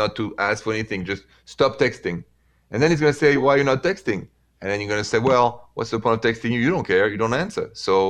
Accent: Paris, Île-de-France, France; accent: thick French accent from Paris; English is a second language; moved away as an adult; now in United States; thick accent of mine straight from Paris

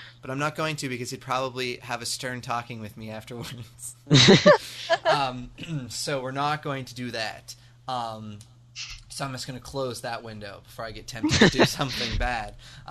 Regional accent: United States; accent: American; But to people overseas, I obviously sound American.

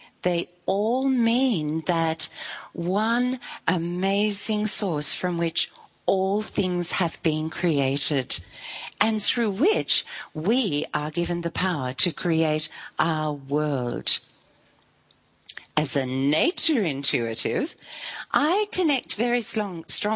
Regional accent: Melbourne, Victoria, Australia; moved away as an adult; we come from Melbourne, but for a long time we lived in northern Victoria

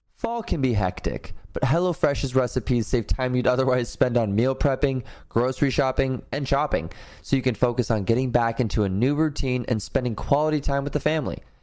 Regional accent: East Coast, United States; moved away; I'm from East Coast as well

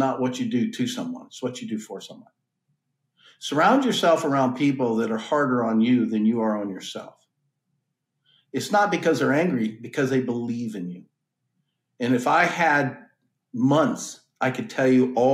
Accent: Colorado Springs, Colorado, United States; moved away; also born or lived in Nebraska; I grew up in Colorado Springs, went to the University of Nebraska

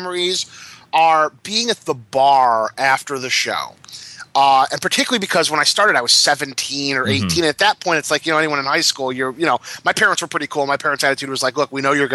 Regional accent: Detroit, Michigan, United States; I was growing up in Detroit

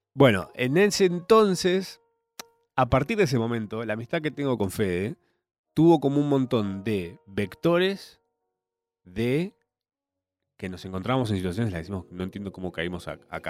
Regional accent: Argentina; somos argentinos.

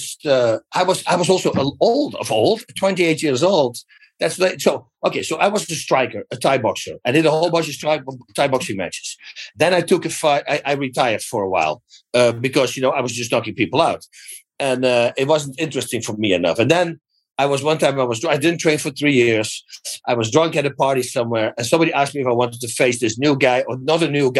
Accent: Netherlands; English is a second language; moved away as an adult; now in United States; I'm freaking in America right now. I'm from Holland. I moved here like in 97.

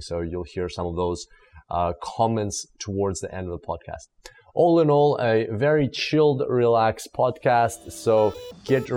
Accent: Australia; my home country, Australia.

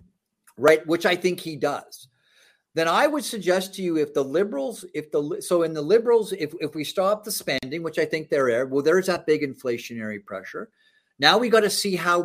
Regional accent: Toronto, Ontario, Canada; moved away as an adult; also born or lived in Washington, D.C. area, United States; I grew up in Toronto. I grew up in my parents' place, had a place in Don Mills

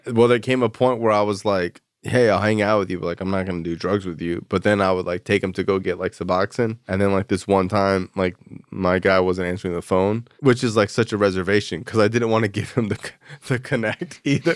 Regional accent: South Florida, United States; growing up in South Florida

